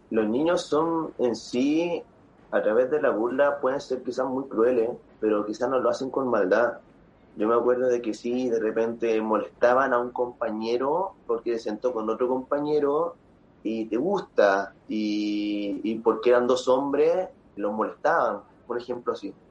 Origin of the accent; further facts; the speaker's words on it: Quilpué, Valparaíso, Chile; born there; ¿También en Villa en Quilpué, pues, sí.